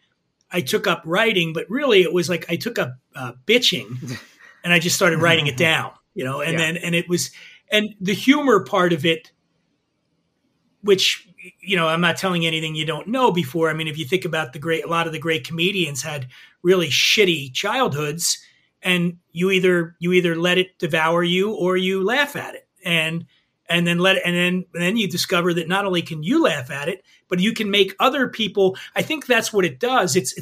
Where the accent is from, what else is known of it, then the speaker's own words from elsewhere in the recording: Philadelphia, Pennsylvania, United States; moved away; also born or lived in Aspen, Colorado; I grew up poor in Philly